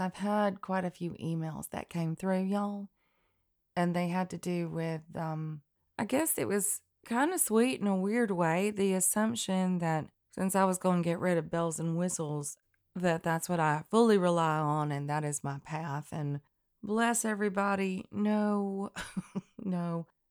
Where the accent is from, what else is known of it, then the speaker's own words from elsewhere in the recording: Elk River, North Alabama, United States; Elk River in North Alabama, right underneath the Tennessee line